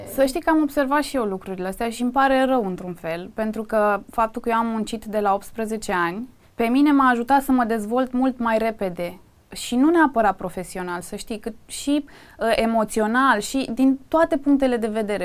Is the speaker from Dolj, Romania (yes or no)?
yes; Craiova, Dolj, Romania; moved away as an adult; now in Bucharest, Romania; Eu m-am născut în Craiova, eu vin din provincie practic